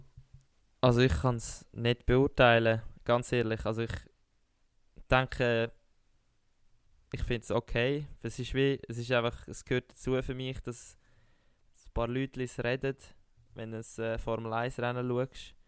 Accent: Switzerland; als Schweizer Sportler

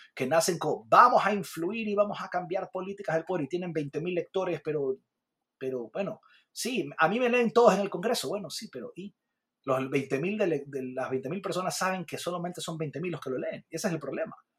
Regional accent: Ecuador

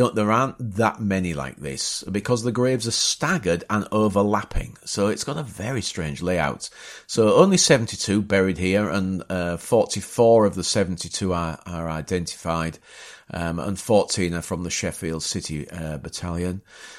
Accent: Bapaume, Hauts-de-France, France; It also twinned itself with Bapaume, my hometown.

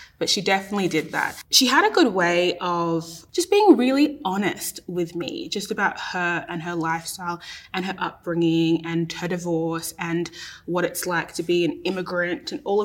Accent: Australia; an Australian-born Ghanaian person

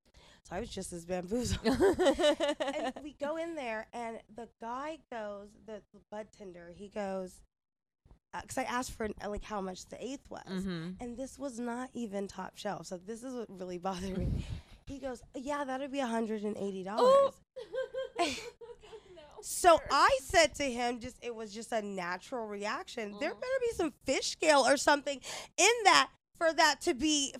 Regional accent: Sacramento, California, United States; now in Las Vegas, United States; Sacramento is where I'm from.

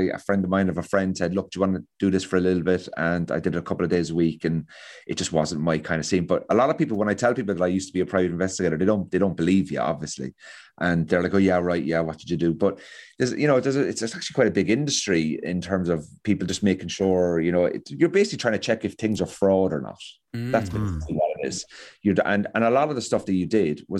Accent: Cork, Munster, Ireland; moved away as an adult; also born or lived in England; That is my hometown

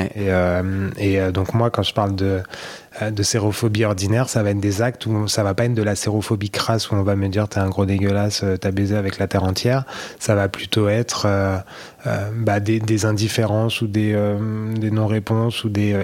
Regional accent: Blois, Centre-Val de Loire, France; accent: accent de Blois; moved away as an adult; now in Paris, France; j'ai grandi à Blois

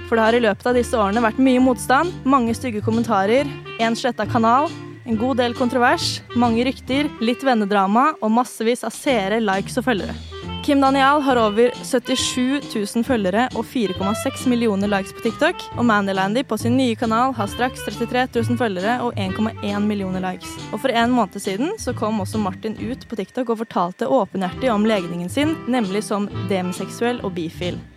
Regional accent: Gjøvik, Innlandet, Norway; Jeg er fra Gjøvik.

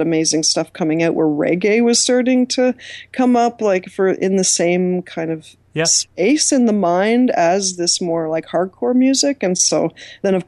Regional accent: Toronto, Ontario, Canada; I grew up in Scarborough

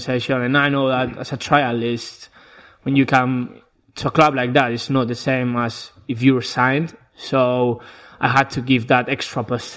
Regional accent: Basque Country, Spain; English is a second language; moved away as an adult; now in England; I'm from the north of Spain, the Basque Country

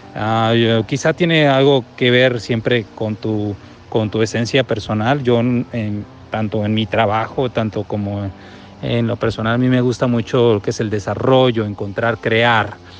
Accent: Mexico; de México

